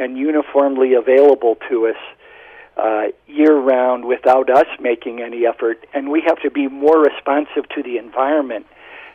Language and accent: English; Indiana Dunes, United States; moved away as an adult; now in Arizona, United States; I am from the Indiana Dunes on Lake Michigan, so I grew up in sand